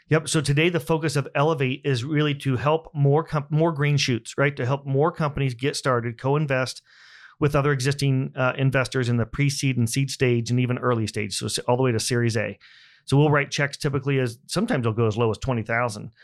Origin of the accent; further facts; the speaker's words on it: Buck Creek, Indiana, United States; I grew up in Indiana on a small farm about an hour north of here.